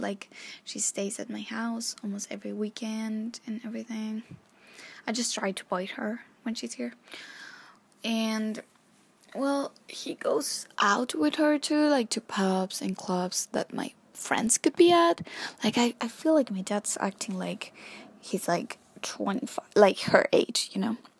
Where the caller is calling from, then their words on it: Chile; I'm calling from Chile